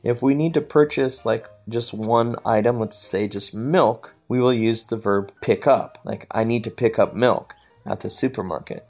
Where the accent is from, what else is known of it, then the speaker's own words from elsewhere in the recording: United States; moved away; my hometown has a large uh, Mexican community, so our supermarkets sell a lot of uh, Mexican goods